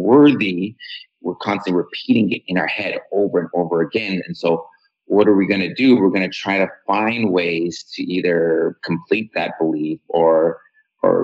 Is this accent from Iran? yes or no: yes; Iran; moved away; I'm from Iran